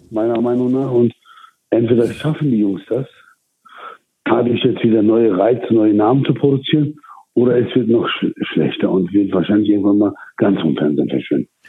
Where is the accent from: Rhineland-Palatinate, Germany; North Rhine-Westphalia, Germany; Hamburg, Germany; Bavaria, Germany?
North Rhine-Westphalia, Germany; Duisburg; now in Turkey; wo ich groß geworden bin, aus Duisburg-Marxloh